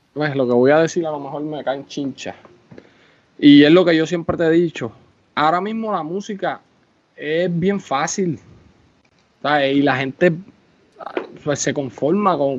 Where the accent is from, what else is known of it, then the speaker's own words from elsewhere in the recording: Puerto Rico; Uno es orgulloso de ser puertorriqueño